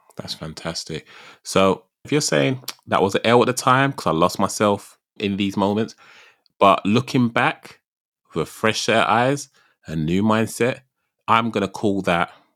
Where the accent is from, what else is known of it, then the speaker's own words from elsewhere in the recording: United Kingdom; I'm terribly British.